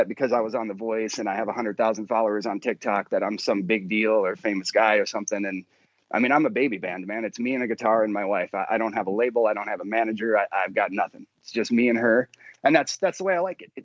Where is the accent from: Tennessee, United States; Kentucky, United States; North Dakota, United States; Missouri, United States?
North Dakota, United States; moved away as an adult; now in Nashville, United States; I'm originally from North Dakota